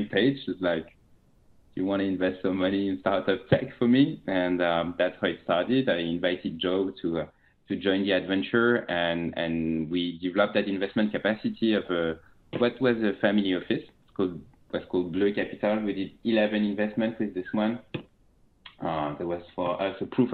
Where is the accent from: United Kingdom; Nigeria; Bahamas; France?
France; accent: French; English is a second language; moved away as an adult; also born or lived in China; now in San Francisco, United States; You will very quickly notice that I'm French with my accent. I'm French. I'm based in San Francisco.